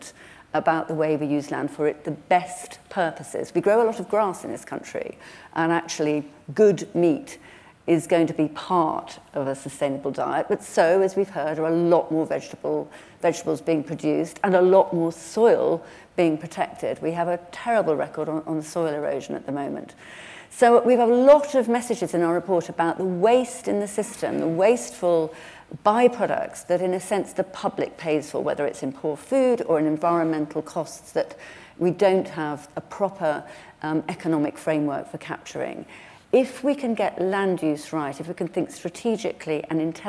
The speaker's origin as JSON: {"language": "English", "region": "England", "country": "United Kingdom", "said": "I'm from the North Pennines"}